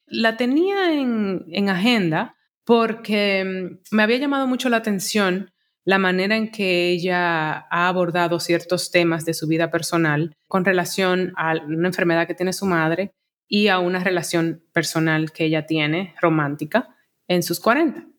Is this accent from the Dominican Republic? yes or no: yes; Santo Domingo, Dominican Republic; moved away as an adult; also born or lived in Elizabeth, New Jersey, United States / New York, United States; yo llegué a Santo Domingo con dos años, me crié en Santo Domingo